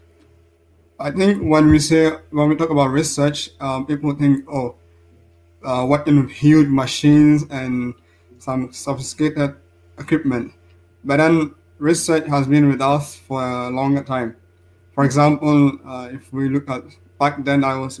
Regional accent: Central Region, Ghana; moved away as an adult; also born or lived in France; now in Innsbruck, Austria; I'm a Ghanaian, and I started my education, secondary education at Rabenu Sukuma in the central region of Ghana

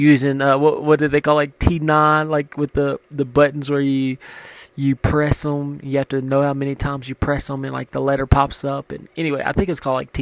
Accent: Louisiana, United States; moved away; I came from Louisiana, grew up in a small town

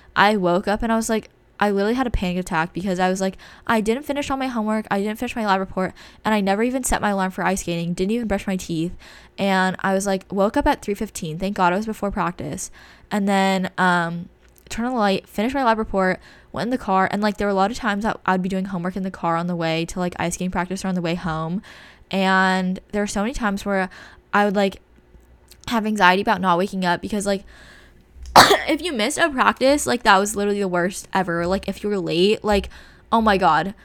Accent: California, United States; we're from California

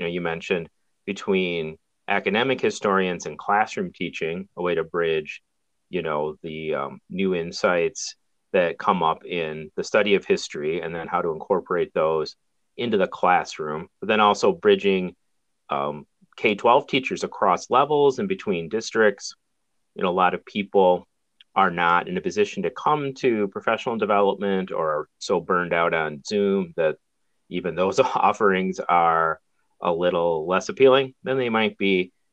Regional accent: Midwest, United States; also born or lived in Bakersfield, California; now in Minnesota, United States; I grew up in the Midwest

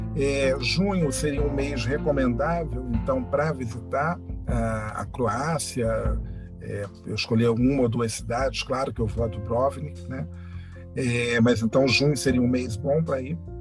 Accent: Rio de Janeiro, Brazil; eu sou aqui do Rio de Janeiro, sou carioca

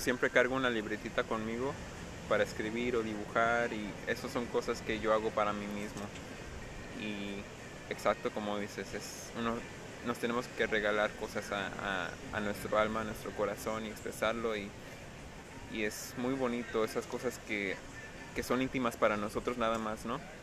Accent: United States; first language English; Spanish is a second language; vengo de Estados Unidos y mi mamá es americana, me crío puro inglés

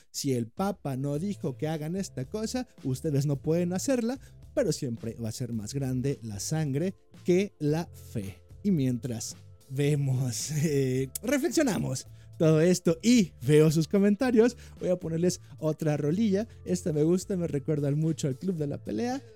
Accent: Mexico

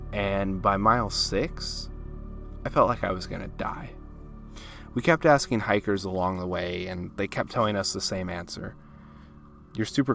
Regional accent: California, United States; I'm from California, so a lot of the stuff that is relative to me is California-based

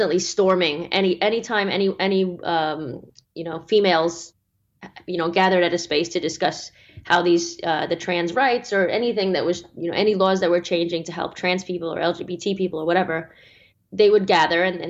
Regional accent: Australia; my home country of Australia

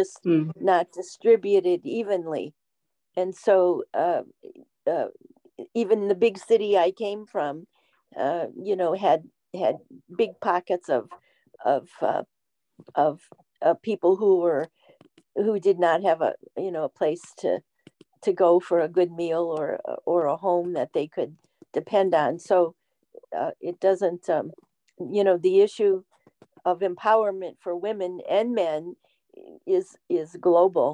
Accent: Ohio, United States; moved away as an adult; now in West Virginia, United States; I was raised in Ohio, in the northern part of the Midwest

